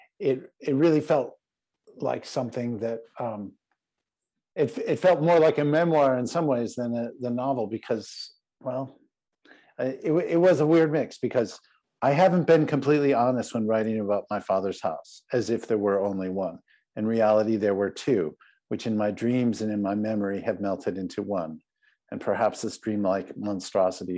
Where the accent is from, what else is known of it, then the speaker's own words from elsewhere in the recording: United States; as an American reader